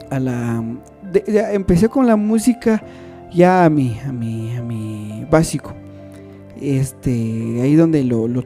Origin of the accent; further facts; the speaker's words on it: San Bartolo Aguas Calientes, Totonicapán, Guatemala; Soy de, soy originario de Toto.